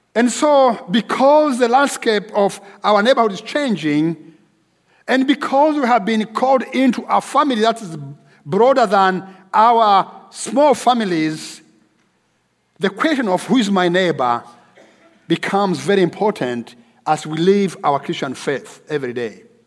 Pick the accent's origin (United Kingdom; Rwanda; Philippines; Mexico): Rwanda; moved away as an adult; also born or lived in Nairobi, Kenya / Dallas, United States; my home country of Rwanda